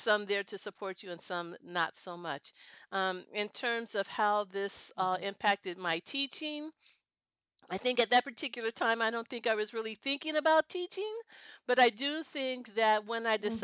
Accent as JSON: {"language": "English", "region": "California", "country": "United States", "tie": "born or raised there", "also_born_or_lived": "Denver, Colorado / Oakland, California", "said": "I was born in Denver. And then my dad moved out earlier, but our move to California happened when I was in the second grade"}